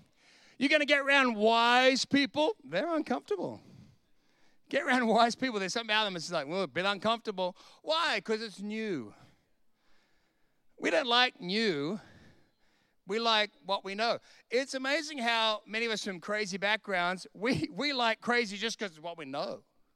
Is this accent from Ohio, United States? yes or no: no; Bronx, New York, United States; I went back to the house I grew up in the Bronx in Sydney, and I went to the street and went, there it is, let's go.